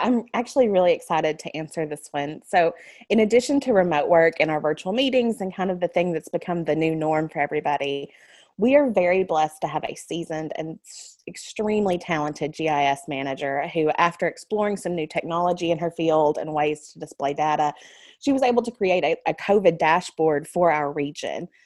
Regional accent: United States; My very first job was at the Lawrence County Library in my hometown

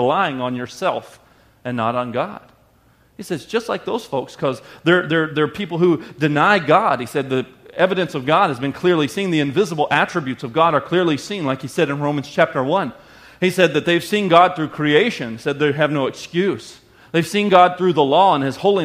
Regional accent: the South, United States; I grew up in the South

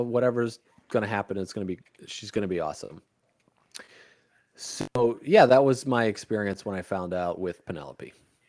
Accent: Chicago, Illinois, United States; growing up in Chicago, it's like my grandfather used to go to the Cubs games. My great grandfather used to go to the Cubs, was a Cubs fan. And then my dad was a Cubs fan. We used to do all this stuff together.

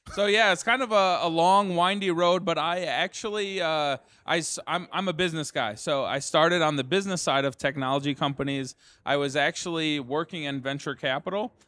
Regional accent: Detroit, Michigan, United States; We started in Detroit, you know, which is my hometown

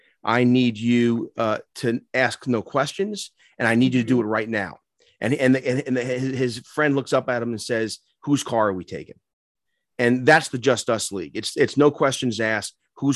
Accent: New York City, New York, United States; also born or lived in North Jersey; now in Maryland, United States; I'm an Irish kid from the Bronx.

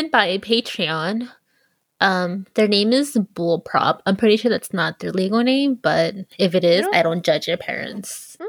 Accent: California, United States; Califia, the fictional Amazon queen where my home state, California, gets its name.

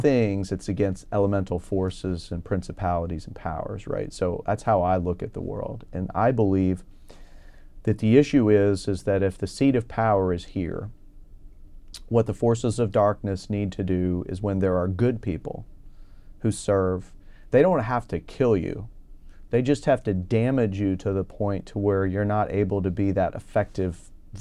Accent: Houston, Texas, United States; also born or lived in Minnesota / St. Louis, Missouri; I was uh, born uh, in Minnesota, outside the Twin Cities, and I moved to the Houston area when I was five.

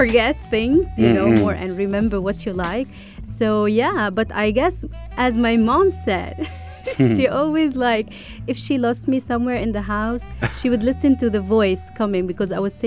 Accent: Lebanon; also born or lived in Romania; I was born in Romania. And when I came back to Lebanon, I was very young. I was like almost 2-3 years old.

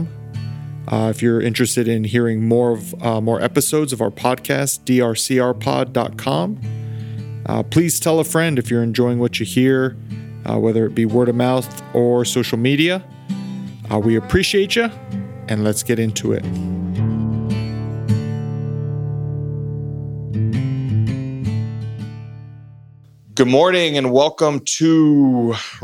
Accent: Las Cruces, New Mexico, United States; I grew up in Cruces

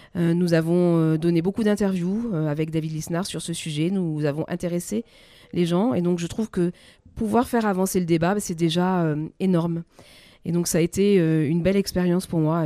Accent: France; toutes ces valeurs qui font que nous sommes Français

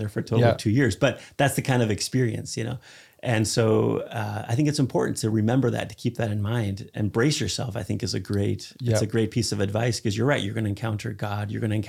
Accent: Spain; I grew up in Spain. I've traveled all over the world.

